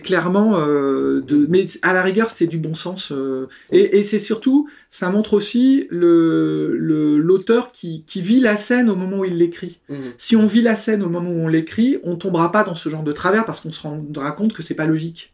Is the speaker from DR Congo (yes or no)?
no; Paris, Île-de-France, France; accent: parigo; mon accent parigo typique